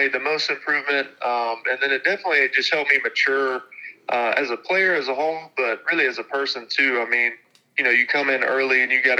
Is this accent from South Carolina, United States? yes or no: yes; South Carolina, United States; And one of them happened to be University of South Carolina, you know, my home state.